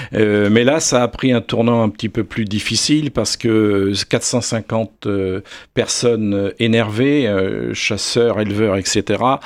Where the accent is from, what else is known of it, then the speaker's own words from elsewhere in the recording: south-east France, France; moved away; also born or lived in Alpes-Maritimes; je suis originaire du sud-est de la France et j'ai vécu le retour naturel du loup dans les Alpes-Maritimes il y a maintenant une trentaine d'années